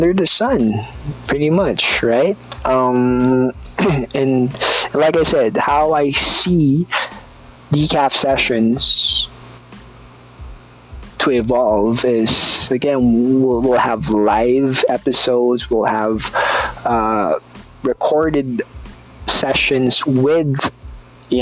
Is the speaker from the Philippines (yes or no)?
yes; Philippines; I'm a Filipino, I'm brown